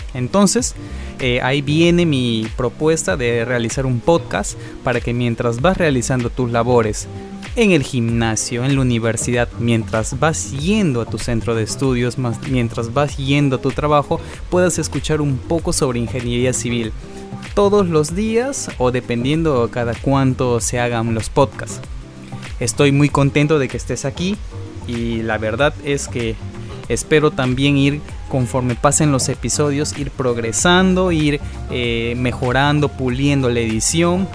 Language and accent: Spanish; Peru; soy de Perú